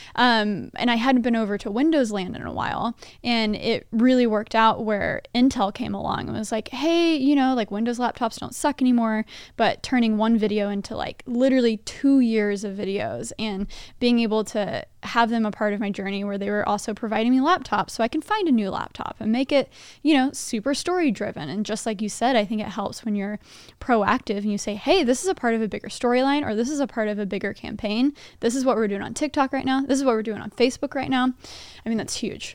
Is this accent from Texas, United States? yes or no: yes; Texas, United States; moved away; I'm from Texas too